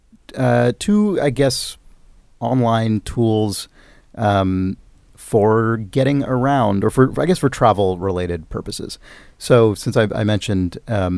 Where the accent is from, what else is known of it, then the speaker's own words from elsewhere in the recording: San Francisco, California, United States; my hometown of San Francisco